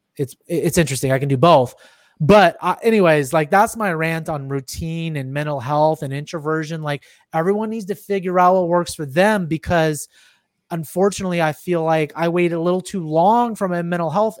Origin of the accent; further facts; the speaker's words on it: Silicon Valley, California, United States; I'm from Silicon Valley